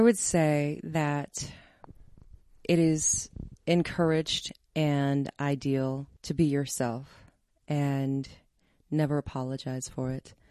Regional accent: Denver, Colorado, United States; I grew up in Park Hill. I love this city

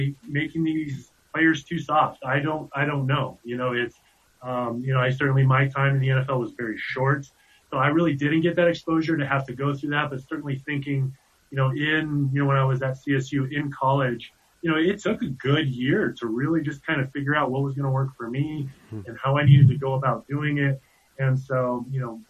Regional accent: Keenesburg, Colorado, United States; I was born and raised in Keensburg, Colorado

